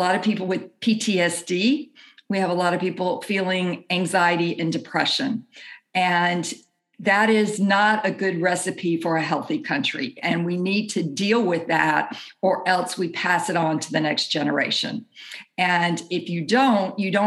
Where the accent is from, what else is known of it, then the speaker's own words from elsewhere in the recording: Jackson, Mississippi, United States; I grew up in Jackson, Mississippi